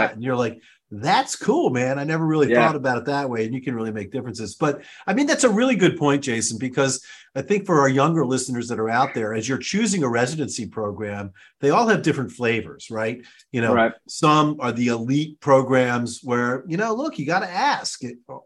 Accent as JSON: {"language": "English", "area": "Baltimore", "region": "Maryland", "country": "United States", "tie": "born or raised there", "moved": "yes", "said": "my hometown"}